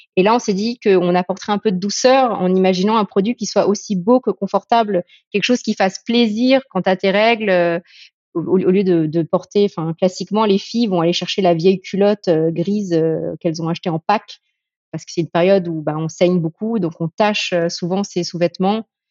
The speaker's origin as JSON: {"language": "French", "country": "France", "tie": "born or raised there", "said": "mon père est anglais et ma mère est chinoise hein, de Malaisie, mais, euh, mais j'ai grandi en France"}